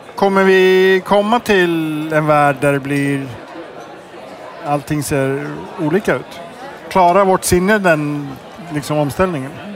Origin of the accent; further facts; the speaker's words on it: Iceland; moved away; Jag kommer från Island